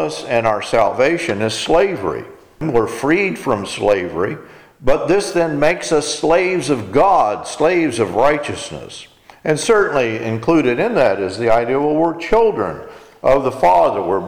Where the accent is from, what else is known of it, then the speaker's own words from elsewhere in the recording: Texas, United States; I'm an American. I'm in Texas